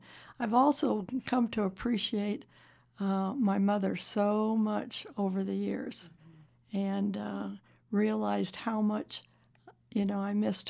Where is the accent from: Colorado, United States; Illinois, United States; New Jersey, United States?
Illinois, United States; Zion; now in Las Vegas, United States; I grew up in Zion, Illinois